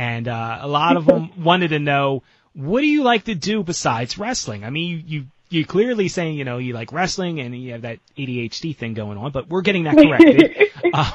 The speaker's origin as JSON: {"language": "English", "town": "Philadelphia", "region": "Pennsylvania", "country": "United States", "said": "being from Philly"}